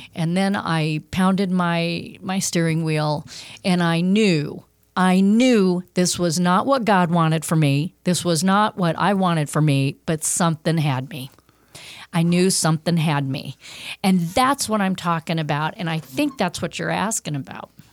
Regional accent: Los Angeles, California, United States; also born or lived in Fairfield, Connecticut; moved me out west, uh, for career reasons, um, to Los Angeles

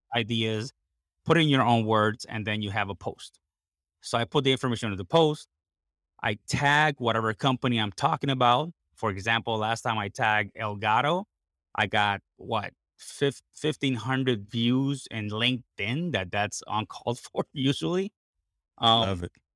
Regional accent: Puerto Rico; English is a second language; I am basically born and raised in Puerto Rico, 100% Puerto Rican.

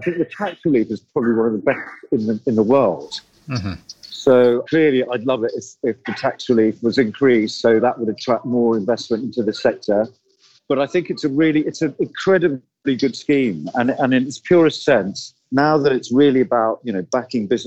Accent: India; I'm Indian

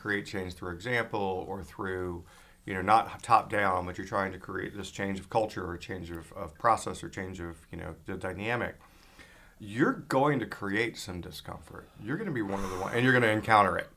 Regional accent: Atlanta, Georgia, United States; also born or lived in California / Texas; now in Maine, United States; I grew up in Atlanta, uh, lived in California, lived in Texas

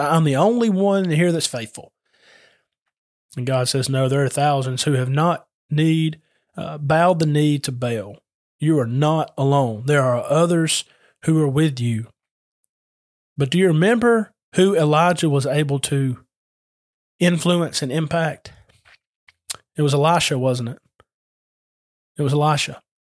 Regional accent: Adairsville, Georgia, United States; I'm from Adairsville

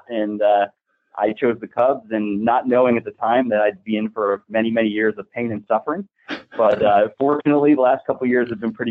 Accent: Totowa, New Jersey, United States; also born or lived in Oak Ridge, New Jersey; Born and raised in Totowa, New Jersey, which is a little town outside of New York City. Lived there all my life

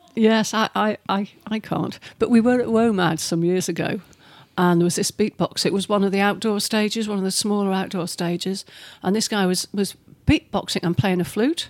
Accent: United Kingdom; we're British

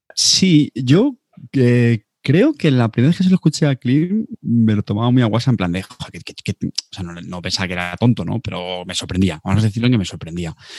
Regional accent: Montilla, Andalusia, Spain; Munda es mi pueblo, Montilla

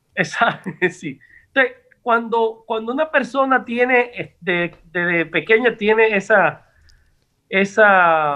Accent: Santo Domingo, Distrito Nacional, Dominican Republic; also born or lived in Tamboril; Yo nací en la capital y por el Roy, pero mi familia es de Tamboril

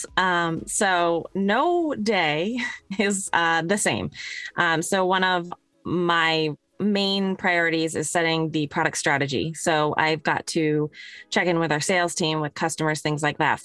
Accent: Connecticut, United States; I grew up in Connecticut

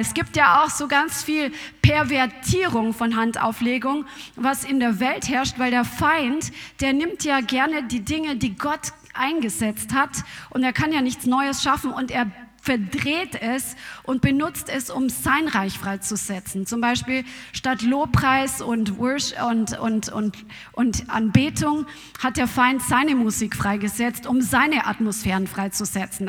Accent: Germany; Bei uns in Deutschland

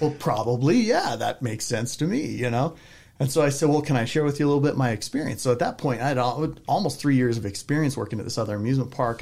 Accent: Southern California, United States; moved away as an adult; now in Utah, United States; I grew up in Southern California

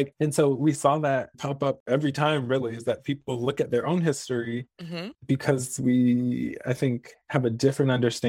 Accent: the South, United States; Because even, you know, growing up in the South, I was always under the impression that the most horrific and heinous and most racially charged things happened in the American South

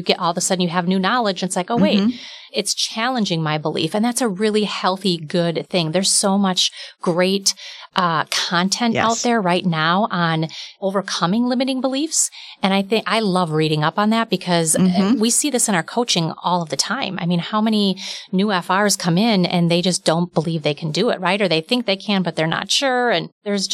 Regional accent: outside the Milwaukee area, Wisconsin, United States; I grew up outside the Milwaukee area

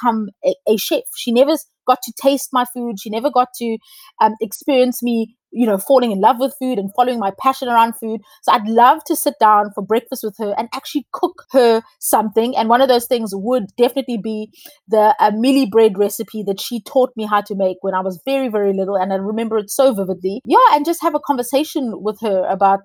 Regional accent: South Africa; I'm South African

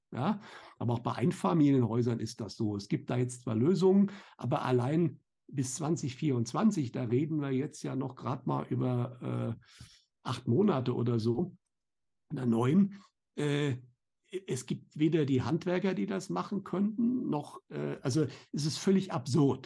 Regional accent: Germany; bei uns in Deutschland

